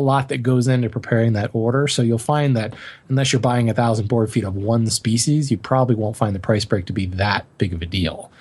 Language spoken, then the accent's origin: English; Colorado, United States; moved away; growing up in Colorado